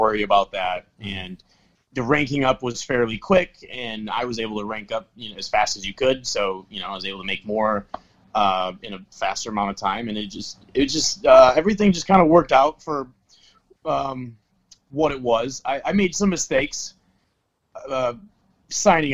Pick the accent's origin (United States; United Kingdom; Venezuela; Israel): United States; Wisconsin; I grew up in Wisconsin, so it's in that more in that area than where I am now.